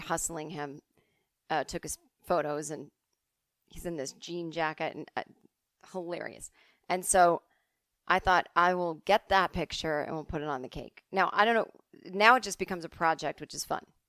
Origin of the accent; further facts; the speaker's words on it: East Coast, United States; moved away; as kids growing up on the East Coast